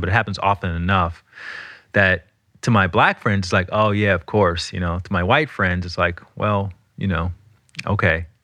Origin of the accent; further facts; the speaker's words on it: Alabama, United States; I'm from Alabama